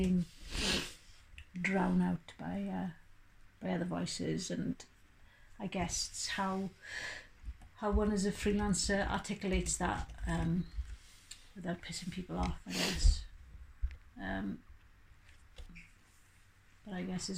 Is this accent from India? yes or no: no; Wales, United Kingdom; because we're all Welsh, we're all bilingual.